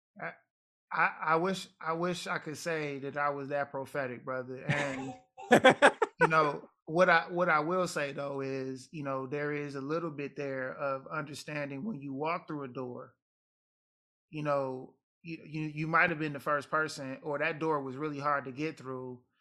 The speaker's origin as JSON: {"language": "English", "town": "Detroit", "region": "Michigan", "country": "United States", "also_born_or_lived": "Jamaica", "said": "I'm Detroit American"}